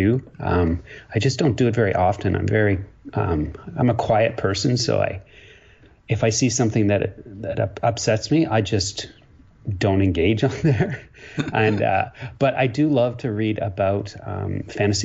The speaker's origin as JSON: {"language": "English", "region": "Ontario", "country": "Canada", "tie": "born or raised there", "also_born_or_lived": "Quebec", "moved": "as an adult", "lives_now": "British Columbia, Canada", "said": "I grew up in a small town in Ontario. Yes, I'm a Canadian."}